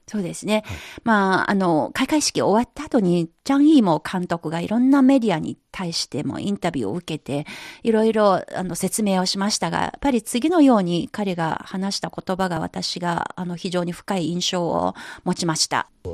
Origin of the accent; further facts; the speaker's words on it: Anhui, China; Japanese is a second language; moved away; 私のふるさと安徽省鉱山